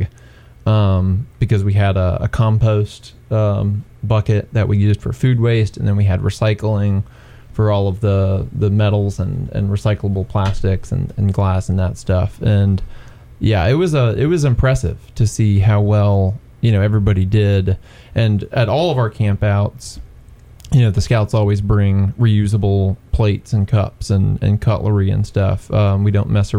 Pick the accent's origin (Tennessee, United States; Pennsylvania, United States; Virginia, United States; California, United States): Tennessee, United States; Greeneville; I grew up in Greenville, Tennessee.